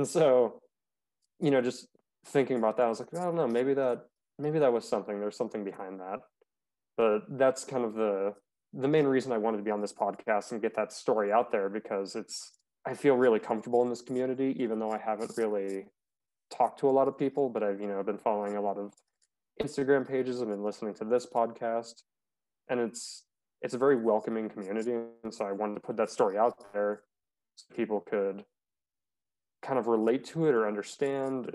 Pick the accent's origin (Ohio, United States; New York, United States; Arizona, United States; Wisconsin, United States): Arizona, United States; I grew up in Arizona